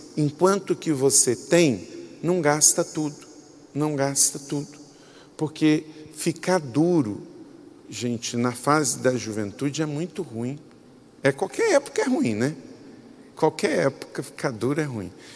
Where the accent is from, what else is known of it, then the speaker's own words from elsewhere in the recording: Macaé, Rio de Janeiro, Brazil; moved away; Eu morava num lugar, quando eu era adolescente, gente, que ninguém tocava nada. Eu morava lá em Córrego do Ouro, quinto distrito de Macaé